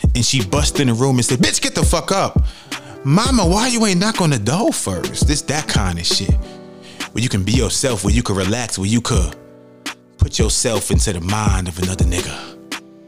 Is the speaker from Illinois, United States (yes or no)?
no; New York City, New York, United States; I was raised in the Bronx, New York, in the inner city